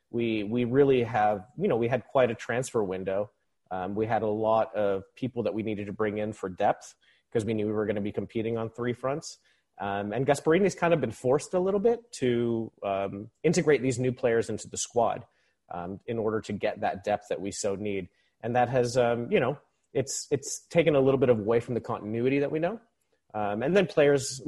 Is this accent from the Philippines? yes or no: yes; Philippines; moved away as an adult; now in United States; I was born and raised in the Philippines, even though I'm stateside now. I've been stateside for about 20 years.